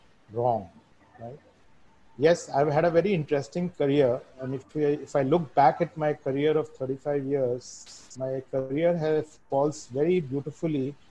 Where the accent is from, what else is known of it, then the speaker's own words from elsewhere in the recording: Bhopal, Madhya Pradesh, India; moved away as an adult; also born or lived in Bombay / Middle East / Germany / United Kingdom; I decided to base myself out of Bhopal, which was my hometown.